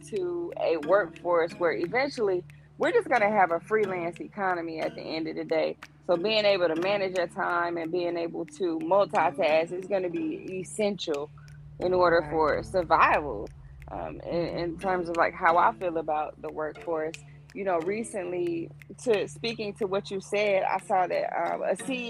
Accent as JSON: {"language": "English", "town": "Dothan", "region": "Alabama", "country": "United States", "said": "I come from Dothan, Alabama"}